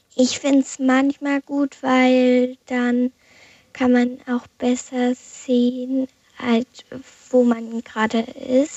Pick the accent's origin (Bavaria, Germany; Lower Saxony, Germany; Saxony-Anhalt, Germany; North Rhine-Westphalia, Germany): Lower Saxony, Germany; Wiekenberg, Celle district; Ich komme aus Wiekenberg, das ist im Landkreis Celle